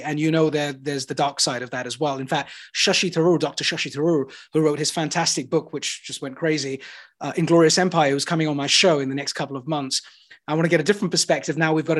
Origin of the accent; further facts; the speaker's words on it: United Kingdom; the only thing I landed on as a British citizen and a person of color from a different ethnicity is that Britain actually is sort of pseudo-capital, capitalistic, socialist, somewhere where we're lost right now